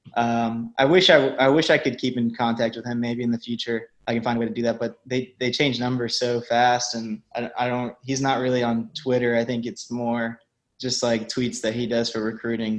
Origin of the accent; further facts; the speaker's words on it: Ocala, Florida, United States; I grew up in Ocala, so everybody's a Gator fan there